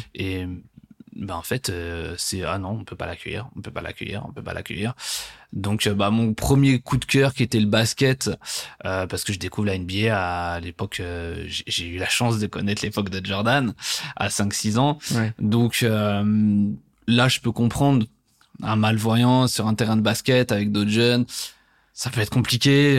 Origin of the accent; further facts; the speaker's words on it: Guyancourt, Île-de-France, France; je grandis en région parisienne, dans les Yvelines, exactement, euh, à Guyancourt